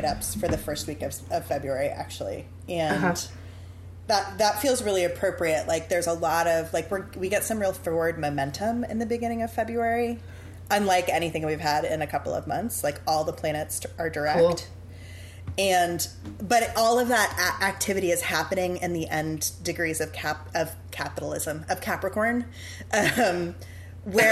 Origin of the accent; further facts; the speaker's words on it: New Orleans, Louisiana, United States; also born or lived in Chicago; I grew up in New Orleans. I went away for college, But other than that, I have lived here since I was two